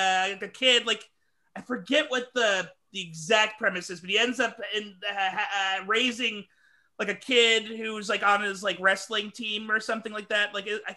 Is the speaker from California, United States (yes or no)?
no; Houston, Texas, United States; I'm from Houston, right?